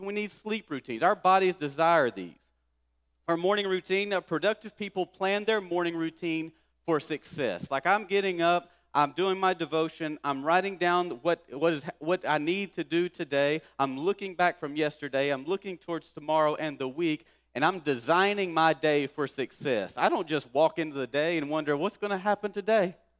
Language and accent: English; Kilgore, Texas, United States; our town I grew up in in Kilgore.